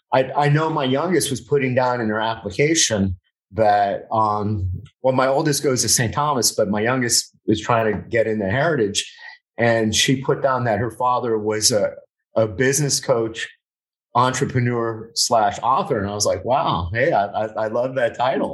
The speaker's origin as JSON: {"language": "English", "town": "Miami", "region": "Florida", "country": "United States", "moved": "yes", "lives_now": "Broward County, United States", "said": "I'm from Westchester"}